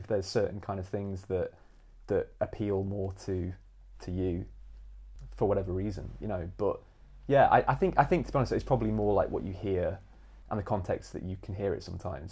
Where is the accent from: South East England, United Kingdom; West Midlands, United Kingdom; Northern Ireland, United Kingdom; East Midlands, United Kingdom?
East Midlands, United Kingdom; Nottingham; moved away as an adult; also born or lived in London; now in St Albans, United Kingdom; I'm from Nottingham originally, so from the East Midlands